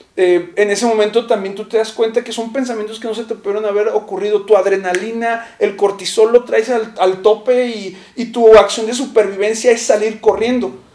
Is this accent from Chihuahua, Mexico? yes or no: yes; Chihuahua, Mexico; yo vivía, eh, recién llegué, vivía en una colonia de Chihuahua que se llama la colonia de Guadalupe